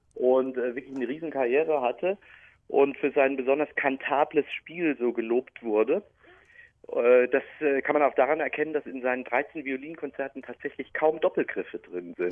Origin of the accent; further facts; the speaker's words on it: Speyer, Rhineland-Palatinate, Germany; accent: Palatinate (pfälzisch); also born or lived in Münster; Ich bin also waschechter Pfälzer. Ich bin Speyerer